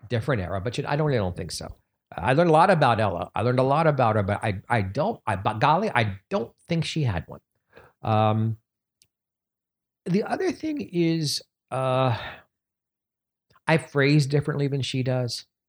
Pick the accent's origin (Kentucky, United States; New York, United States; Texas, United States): New York, United States; New York City; moved away; I'm so thrilled to be in my hometown